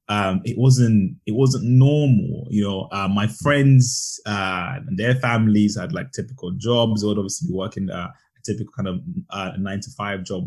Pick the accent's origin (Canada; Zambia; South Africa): Zambia; I was brought up in Zambia. So I grew up in Zambia